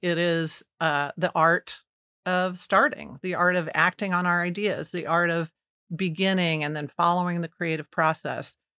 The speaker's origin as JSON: {"language": "English", "town": "Kansas City", "region": "Missouri", "country": "United States", "tie": "born or raised there", "said": "my mom moved us here to take a job at the Kansas City Star as a typesetter"}